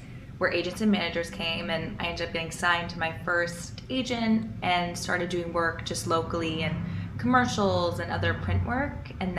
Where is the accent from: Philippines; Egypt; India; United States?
United States; New York City, New York; moved away as an adult; now in Los Angeles, United States; I always credit growing up in New York City as, you know, the reason why I got my start so young